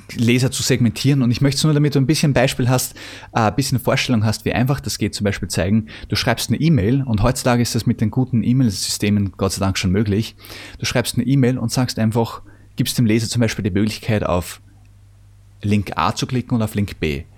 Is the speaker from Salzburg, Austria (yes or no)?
no; Vienna, Austria; ich komme übrigens aus Wien